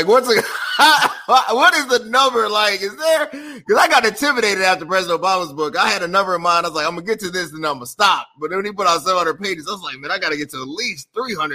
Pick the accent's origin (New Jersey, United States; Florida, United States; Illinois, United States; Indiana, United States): Illinois, United States; Chicago; I'm from Chicago. I'm a brother from Chicago.